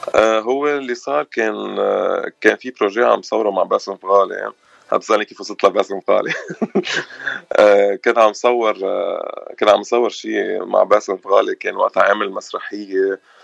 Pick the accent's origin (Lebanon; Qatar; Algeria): Lebanon; Batroun, North Governorate; moved away as an adult; now in Los Angeles, United States; انا من من البترون